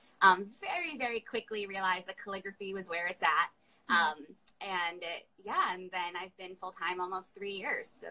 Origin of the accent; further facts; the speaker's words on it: Long Island, New York, United States; I'm a New Yorker, I'm from Long Island.